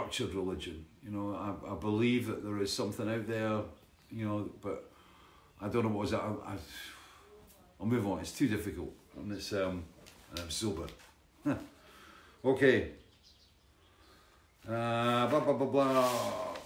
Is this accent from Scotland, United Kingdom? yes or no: yes; Dalkeith, Scotland, United Kingdom; Dalkeith, my hometown